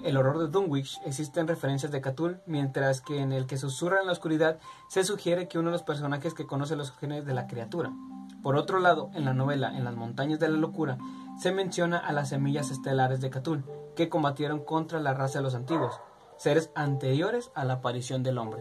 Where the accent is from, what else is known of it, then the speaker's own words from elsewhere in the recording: Mexico; yo siendo mexicano